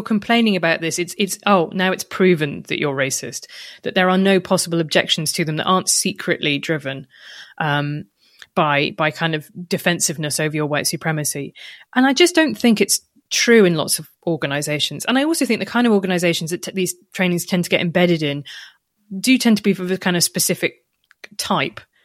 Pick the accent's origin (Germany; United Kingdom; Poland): United Kingdom; when I was growing up in Britain